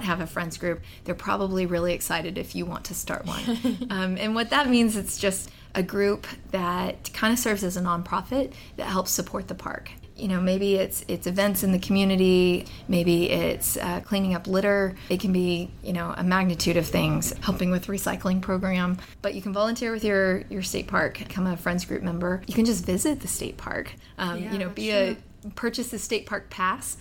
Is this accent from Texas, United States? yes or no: yes; Fort Worth, Texas, United States; I grew up in Texas. So I grew up in Fort Worth. I'm sixth generation Texan.